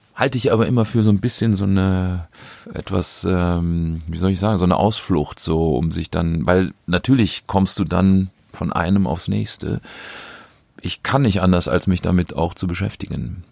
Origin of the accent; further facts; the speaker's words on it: North Rhine-Westphalia, Germany; von der kleinen Gemeinde, wo ich groß geworden bin